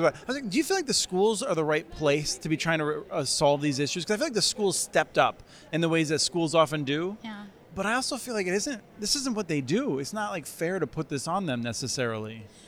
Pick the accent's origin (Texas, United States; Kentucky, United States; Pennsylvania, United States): Pennsylvania, United States; Eastern; now in Minnesota, United States; I grew up in Eastern Pennsylvania